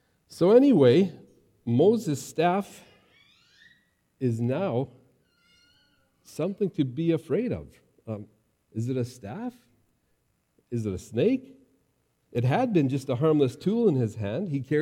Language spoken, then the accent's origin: English; Mexico; also born or lived in Texas, United States; As an MK, growing up in Mexico and Texas, I came across a lot of snakes, a lot of rattlesnakes, and I got used to always watching for them.